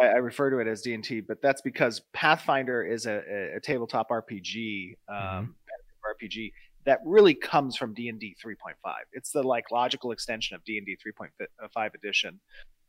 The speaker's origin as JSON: {"language": "English", "region": "California", "country": "United States", "said": "as a Californian"}